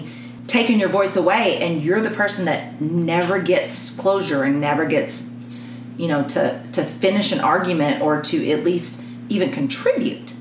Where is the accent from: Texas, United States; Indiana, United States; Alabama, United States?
Texas, United States; I'm a Texan